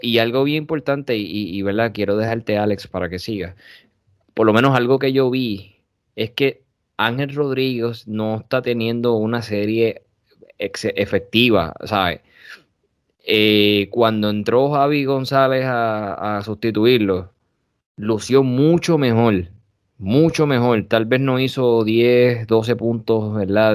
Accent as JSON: {"language": "Spanish", "town": "Corozal", "country": "Puerto Rico", "tie": "born or raised there", "also_born_or_lived": "Bayamón, Puerto Rico", "said": "soy platanero primero, porque era los plataneros están en mi, en mi sangre y ese es mi pueblo"}